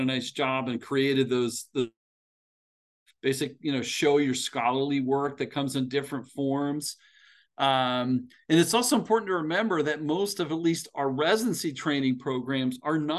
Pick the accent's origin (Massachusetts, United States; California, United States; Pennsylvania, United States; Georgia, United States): Pennsylvania, United States; State College; moved away; I grew up in State College